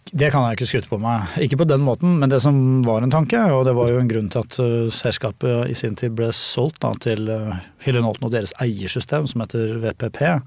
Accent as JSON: {"language": "Norwegian", "country": "Norway", "said": "jeg kommer fra Norge"}